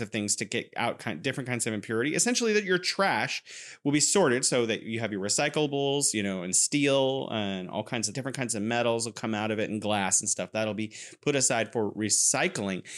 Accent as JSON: {"language": "English", "region": "California", "country": "United States", "moved": "yes", "lives_now": "Wuhan, China", "said": "I'm originally from California, and now I'm living in beautiful Wuhan, China"}